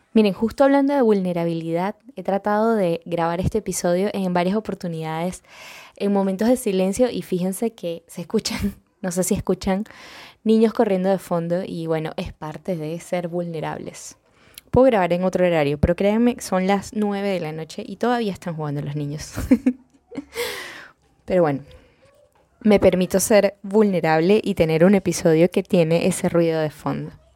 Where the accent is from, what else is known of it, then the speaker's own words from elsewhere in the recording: Venezuela; accent: venezolano; en Venezuela, de donde yo soy, orgullosamente venezolana